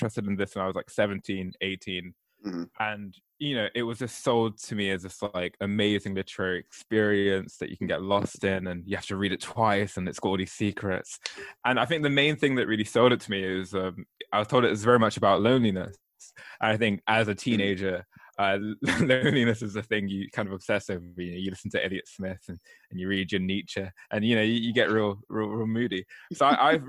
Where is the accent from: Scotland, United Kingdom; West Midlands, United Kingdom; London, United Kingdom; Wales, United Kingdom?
London, United Kingdom; moved away as an adult; now in Newcastle, United Kingdom; I'm from London. I'm currently living in Newcastle though, because I study here.